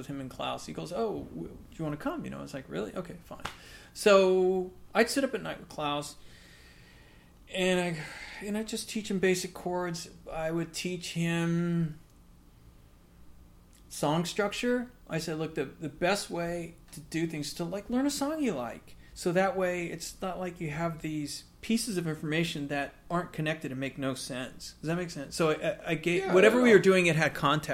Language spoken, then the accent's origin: English; Los Angeles, California, United States; I grew up in Los Angeles, so I wasn't in the boonies